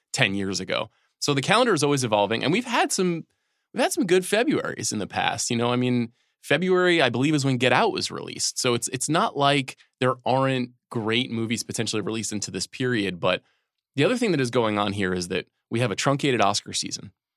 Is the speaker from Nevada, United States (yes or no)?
no; New York, United States; moved away; that's the New York in me coming down